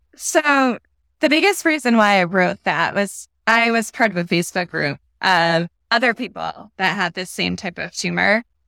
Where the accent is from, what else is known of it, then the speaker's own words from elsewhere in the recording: Connecticut, United States; now in Massachusetts, United States; I'm from New England. Grew up in Connecticut. Now live in Massachusetts